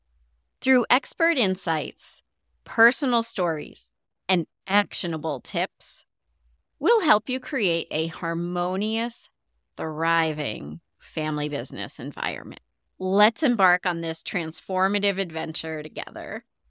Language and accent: English; Long Island, New York, United States; I grew up on Long Island, New York, in a middle-class neighborhood.